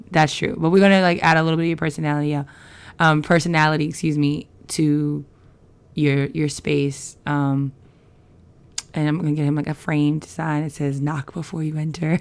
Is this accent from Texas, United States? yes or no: no; New York City, New York, United States; moved away; I'm from Queens and I grew up on a block with people from the island